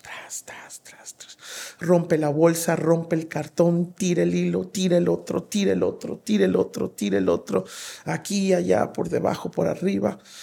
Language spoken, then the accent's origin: Spanish; Veracruz, Mexico; yo soy de Veracruz y, allá se acostumbra mucho que en la tarde las señoras o las viejitas sacan sus mecedoras a las banquetas